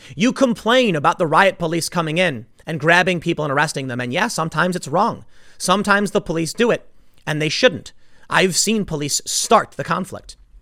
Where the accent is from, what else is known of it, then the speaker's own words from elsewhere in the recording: Chicago, Illinois, United States; I grew up in Chicago. I lived on the South Side